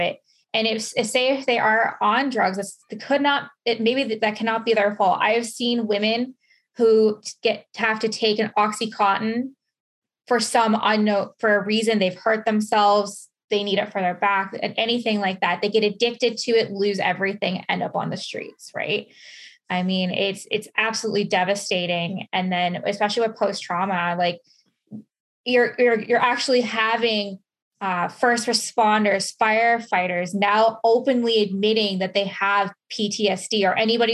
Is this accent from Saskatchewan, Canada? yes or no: no; London, Ontario, Canada; I grew up in London. It's about an hour away from where I live now.